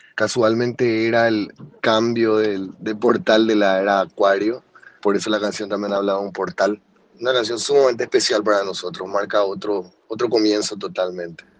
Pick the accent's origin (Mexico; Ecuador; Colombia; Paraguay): Paraguay; de los Cachiporros de Paraguay